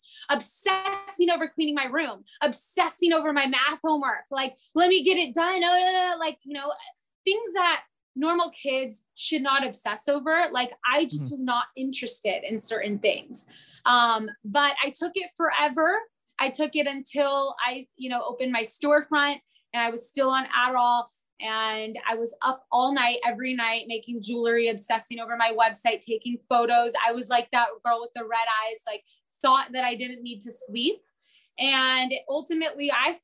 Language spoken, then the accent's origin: English; San Diego, California, United States; I was born here in San Diego.